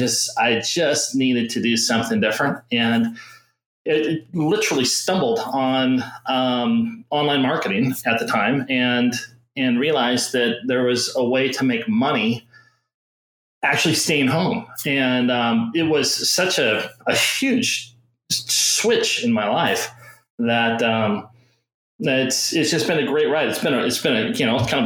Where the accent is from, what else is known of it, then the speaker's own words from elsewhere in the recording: Tustin, California, United States; I grew up in Orange County, California, Southern California.